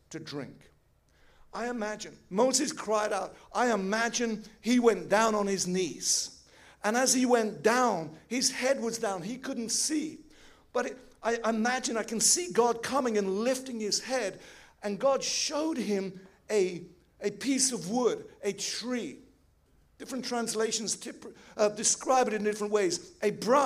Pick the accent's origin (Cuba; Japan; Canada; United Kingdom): United Kingdom; England; now in Switzerland; I'm an English boy